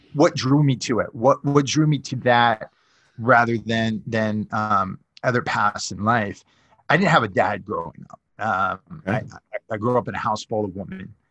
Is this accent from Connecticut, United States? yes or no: yes; Norwalk, Connecticut, United States; moved away as an adult; now in Southern California, United States; I'm from Connecticut originally, uh, hmm. Norwalk, Connecticut.